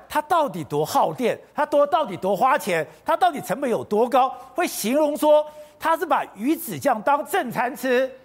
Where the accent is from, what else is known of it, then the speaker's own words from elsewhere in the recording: Taipei, Taiwan; 我台北人